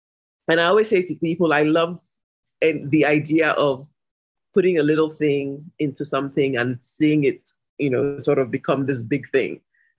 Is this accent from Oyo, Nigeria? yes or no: yes; Ibadan, Oyo, Nigeria; now in Lagos, Nigeria; I grew up in Ibadan, which is the city where I am right at this moment.